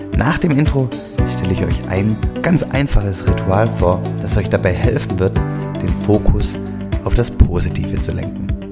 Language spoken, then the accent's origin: German; Swabia, Germany; accent: Swabian; Ich komme aus dem Schwäbischen, ähm, hört man wahrscheinlich hier im Podcast immer wieder, den schwäbischen Dialekt.